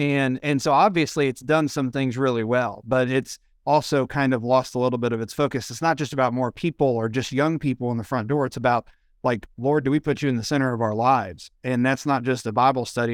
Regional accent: Ohio, United States; moved away; I'm from Ohio originally

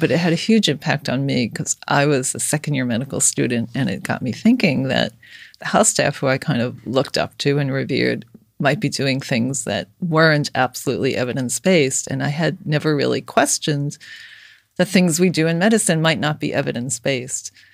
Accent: New York City, New York, United States; I grew up in Brooklyn

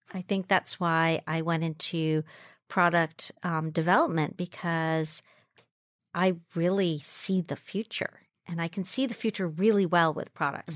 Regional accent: Jamaica; moved away; I grew up in Jamaica, fr, um, West Indies. I was born there. So I grew up in the Blue Mountains

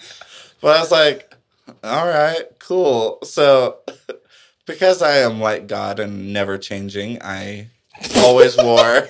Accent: El Paso, Texas, United States; I grew up in El Paso

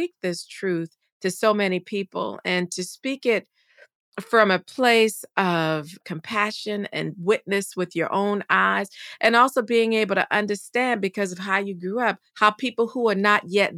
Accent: the South, United States; I'm a Southerner

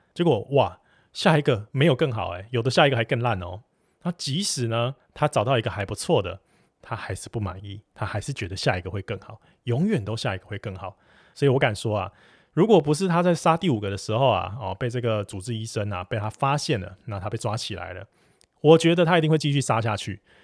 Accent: Taiwan; 我们台湾这边

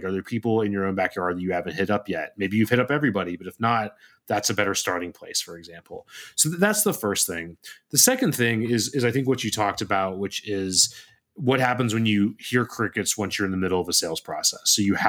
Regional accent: Ontario, Canada; Hey, you know, I'm also from Ontario.

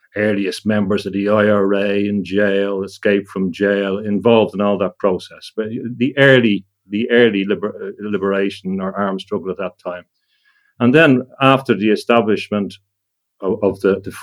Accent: Ireland; I come from Ireland, and both my parents were born on farms.

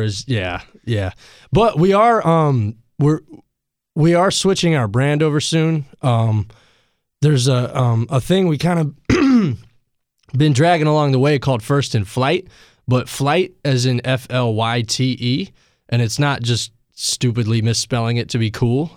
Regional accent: Asheville, North Carolina, United States; I am from Asheville

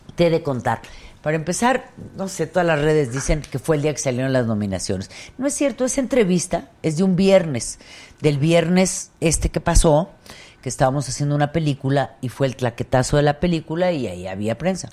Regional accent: Mexico; yo soy más mexicana que el pulque

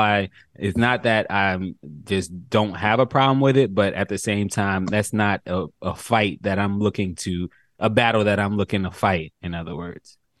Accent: New York City, New York, United States; I grew up in New York, Queens, New York.

